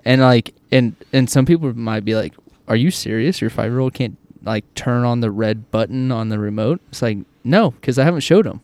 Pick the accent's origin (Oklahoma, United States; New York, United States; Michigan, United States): Oklahoma, United States; when I grew up in Oklahoma, it was yes, sir, no, sir, yes, ma'am, no, ma'am, everywhere I went.